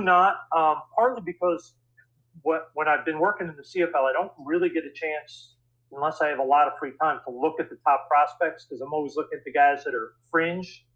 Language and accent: English; New York City, New York, United States; I grew up in New York City